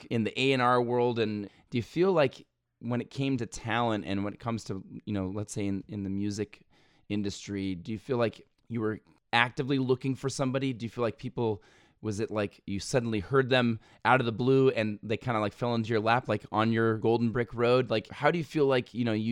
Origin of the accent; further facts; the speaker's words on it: Evergreen foothills, California, United States; I grew up in a neighborhood where my buddy had the final like orchard in the foothills, in the Evergreen foothills